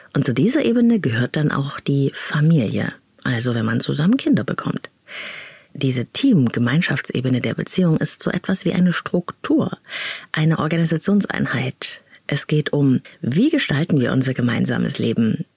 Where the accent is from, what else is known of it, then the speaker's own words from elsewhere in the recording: East Germany, Germany; Ich bin nämlich in der DDR aufgewachsen